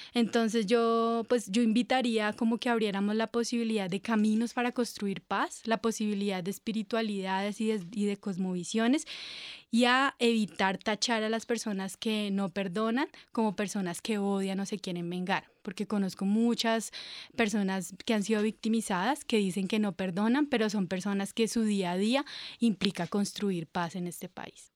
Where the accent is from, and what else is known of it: Colombia